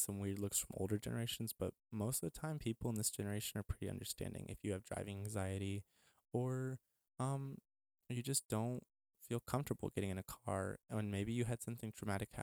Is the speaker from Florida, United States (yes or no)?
no; El Paso, Texas, United States; moved away; also born or lived in Midwest; my hometown of El Paso